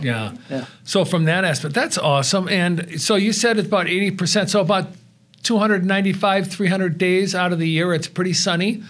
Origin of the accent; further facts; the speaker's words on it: Wisconsin, United States; now in Tucson, United States; I'm originally from Wisconsin